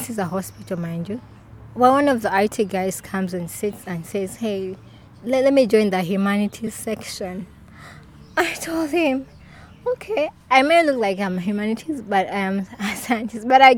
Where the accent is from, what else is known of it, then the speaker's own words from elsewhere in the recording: Kampala, Central Region, Uganda; also born or lived in Mbale, Uganda; I had to move with my family to Kampala because my father at that time had gotten a job. So I grew up at a research center, Kawanda Research Center.